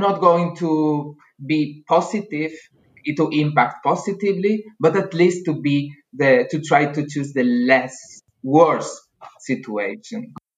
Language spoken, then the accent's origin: English; Spain; moved away as an adult; also born or lived in Salamanca / Andalusia; now in Germany; I'm from Spain.